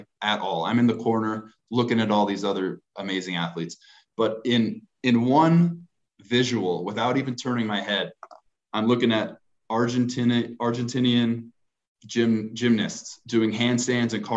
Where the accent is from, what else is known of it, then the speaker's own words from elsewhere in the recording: Los Angeles, California, United States; I grew up in Los Angeles